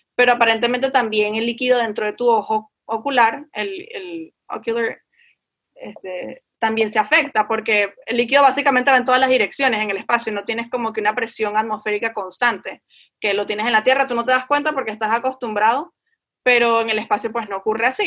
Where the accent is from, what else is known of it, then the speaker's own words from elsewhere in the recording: Venezuela; moved away; como vengo de Venezuela